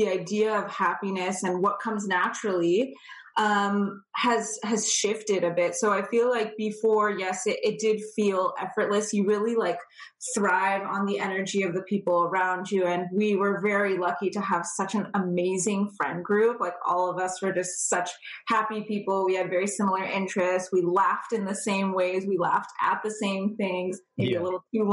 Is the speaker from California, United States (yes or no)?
yes; California, United States; moved away as an adult; now in Toronto area, Canada; I born and raised in California, purebred California girl.